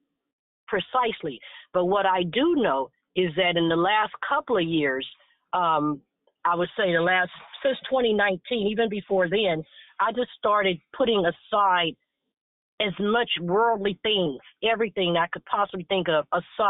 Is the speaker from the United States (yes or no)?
yes; Chicago, Illinois, United States; moved away; I was baptized at that church. So, you know, I'm from Chicago as well on the south side. My entire family is out there